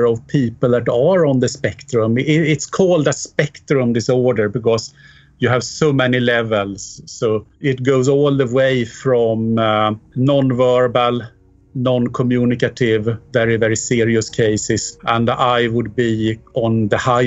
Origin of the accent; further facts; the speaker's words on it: Sweden; moved away as an adult; also born or lived in United Kingdom / Mexico / Alaska, United States; now in London, United Kingdom; I'm from Sweden, actually. I emigrated from there in 1995 to the UK